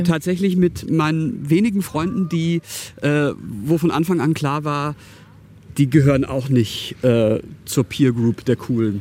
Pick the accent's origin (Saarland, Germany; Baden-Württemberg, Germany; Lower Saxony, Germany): Baden-Württemberg, Germany; Karlsruhe; born or raised there